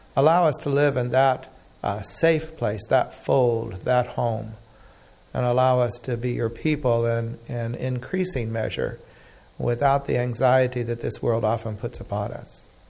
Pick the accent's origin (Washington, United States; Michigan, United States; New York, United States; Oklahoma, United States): Oklahoma, United States; I grew up in Oklahoma